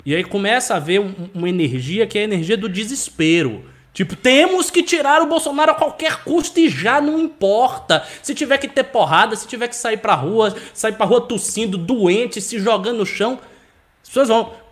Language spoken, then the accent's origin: Portuguese; Northeast Region, Brazil; Eu sou nordestino, eu preciso de um computador novo.